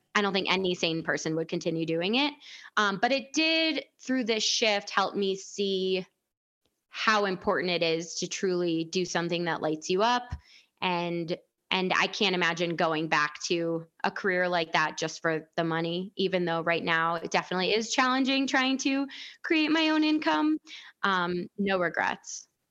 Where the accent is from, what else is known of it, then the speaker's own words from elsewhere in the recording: outside Chicago, Illinois, United States; moved away; I grew up outside Chicago